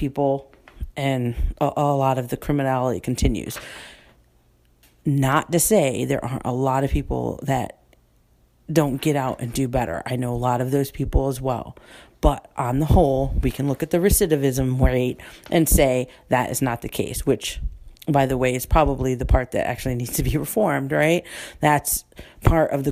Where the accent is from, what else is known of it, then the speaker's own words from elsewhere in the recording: United States; I'm an American first